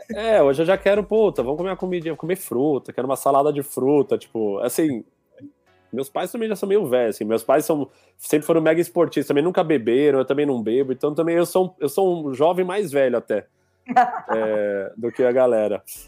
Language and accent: Portuguese; São Paulo, Brazil; moved away as an adult; also born or lived in Piauí; now in Cascais, Portugal; eu sou de São Paulo, cresci em São Paulo